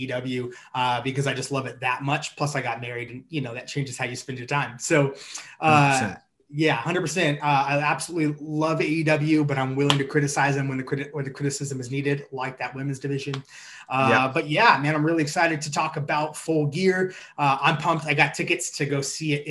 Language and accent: English; Seattle, Washington, United States; moved away as an adult; now in Phoenix, United States; I'm originally from Seattle